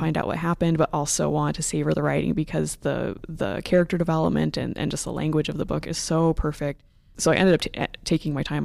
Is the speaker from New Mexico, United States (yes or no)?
no; Phoenix, Arizona, United States; moved away; I'm from the Phoenix area, and so I'm f, a city girl